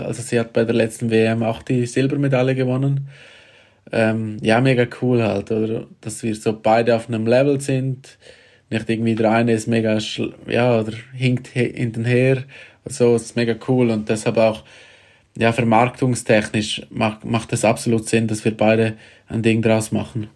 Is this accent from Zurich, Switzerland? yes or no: no; Graubünden, Switzerland; ich bin auch von Grabünden und äh, sehr nahe von da, wo ich aufgewachsen bin.